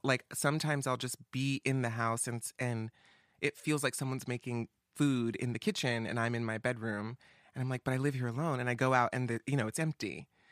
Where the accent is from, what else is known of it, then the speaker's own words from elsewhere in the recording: Atlanta, Georgia, United States; moved away; I'm from the East Coast. I'm from Atlanta, uh, down south